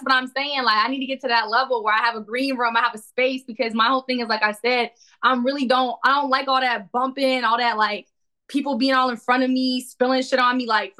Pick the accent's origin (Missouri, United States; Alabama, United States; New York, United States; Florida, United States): New York, United States; I'm from New York. I'm ready to punch you in your fucking face.